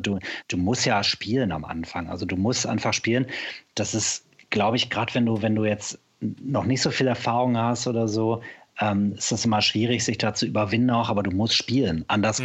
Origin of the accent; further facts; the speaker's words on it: Sauerland, North Rhine-Westphalia, Germany; now in Cologne, Germany; da wo ich herkomme, ich komme ja aus dem Sauerland im Ursprung